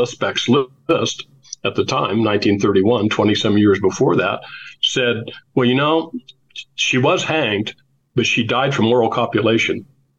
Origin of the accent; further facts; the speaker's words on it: Anderson, Indiana, United States; to my hometown where I was born in Anderson, Indiana.